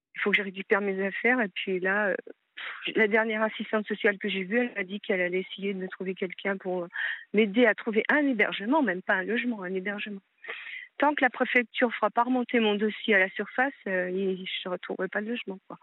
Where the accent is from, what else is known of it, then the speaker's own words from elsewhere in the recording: Paris, Île-de-France, France; moved away as an adult; also born or lived in Hauts-de-Seine / Lyon, Auvergne-Rhône-Alpes; now in Seine-et-Marne, France; je voulais revenir dans ma ville natale, qui est Paris et où j'ai vécu euh, quand j'étais enfant